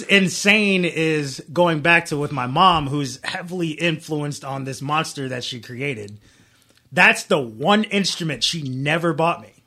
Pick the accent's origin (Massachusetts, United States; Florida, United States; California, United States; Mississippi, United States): Florida, United States; Daytona Beach; moved away as an adult; I'm from Florida, been there my whole life for the most part.